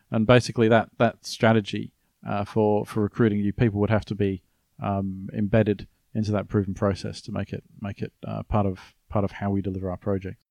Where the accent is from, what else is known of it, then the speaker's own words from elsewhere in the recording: Australia; I was from Australia.